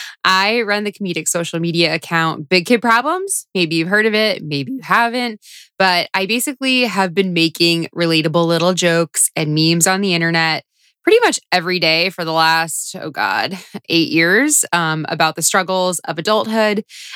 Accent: Florida, United States; moved away as an adult; now in New York, United States; I know when I first moved to New York when I was 22. I was coming from Florida.

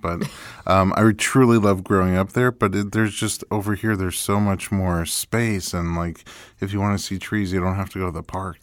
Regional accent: New York City, New York, United States; moved away; I grew up in New York City

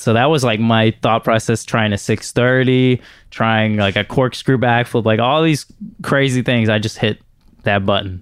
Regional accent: Houston, Texas, United States; I'm from Houston. I never really traveled anywhere

